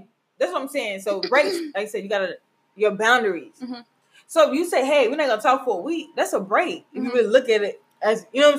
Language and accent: English; Mississippi, United States; moved away; my hometown. Shout out Mississippi.